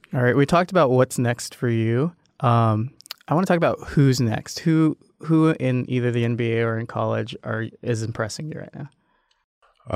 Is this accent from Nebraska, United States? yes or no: yes; Nebraska, United States; I'm from Nebraska